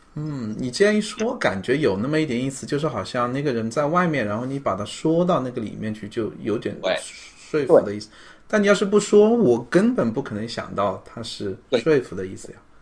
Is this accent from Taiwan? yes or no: no; China; accent: Chinese; 他们很就是直接就跟人说，嗯，你有很重的中国口音，就是，但是我们自己其实并不觉得